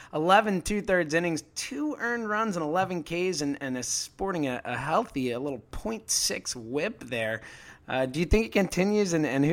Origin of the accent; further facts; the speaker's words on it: Philadelphia, Pennsylvania, United States; Philadelphia, my hometown.